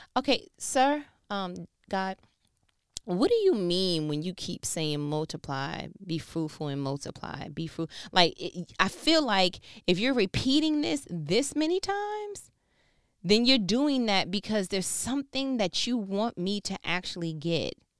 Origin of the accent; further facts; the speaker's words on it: New York, United States; I'm from New York